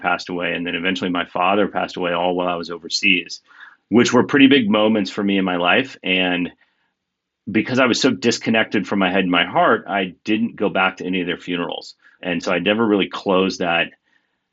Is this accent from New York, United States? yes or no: no; Kansas, United States; moved away as an adult; I grew up in Kansas and spent, you know, the first half of my life there.